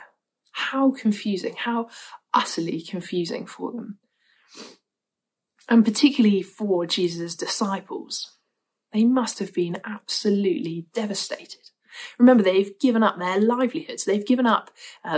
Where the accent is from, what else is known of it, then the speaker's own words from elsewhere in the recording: Winchester, South East England, United Kingdom; the church I grew up in Winchester